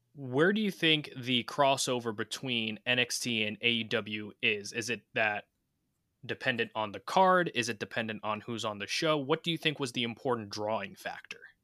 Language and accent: English; New York, United States; we're from New York